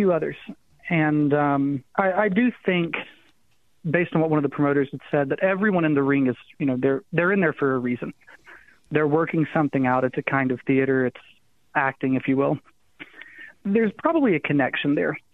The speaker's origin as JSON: {"language": "English", "region": "the Appalachian Mountains", "country": "United States", "tie": "born or raised there", "also_born_or_lived": "Missouri", "moved": "yes", "lives_now": "Arizona, United States", "said": "I grew up in the Appalachian Mountains"}